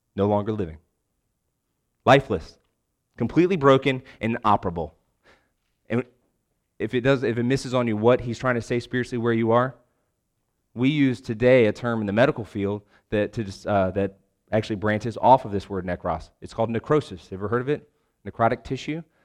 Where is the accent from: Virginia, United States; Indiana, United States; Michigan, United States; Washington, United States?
Virginia, United States; Richmond; moved away as an adult; also born or lived in Lexington, Virginia / Wake Forest, North Carolina; now in Raleigh, United States; I'm actually originally from Richmond